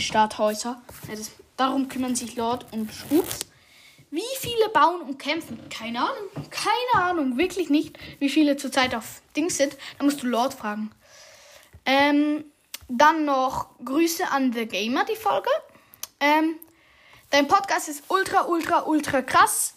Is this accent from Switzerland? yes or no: yes; Switzerland; ich bin Schweizer